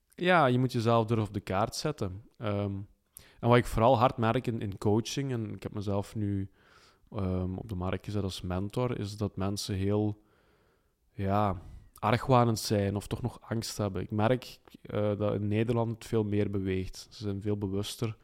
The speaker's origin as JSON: {"language": "Dutch", "region": "Flanders", "country": "Belgium", "said": "bij ons in Vlaanderen"}